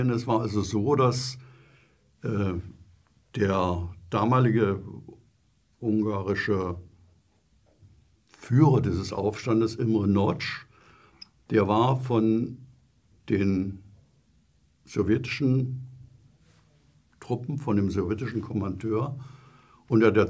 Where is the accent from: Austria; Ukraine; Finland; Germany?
Germany; Saxony; Ja, also äh, es war so, also ich bin ja in Sachsen groß geworden.